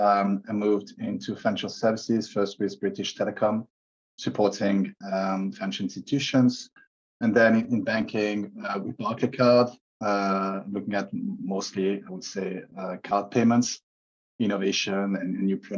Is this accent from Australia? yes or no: no; Switzerland; moved away; also born or lived in London; I moved back to Switzerland, my home country.